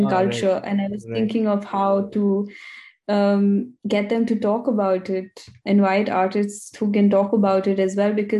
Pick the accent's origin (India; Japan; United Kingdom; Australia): India; now in Vienna, Austria; as an Indian woman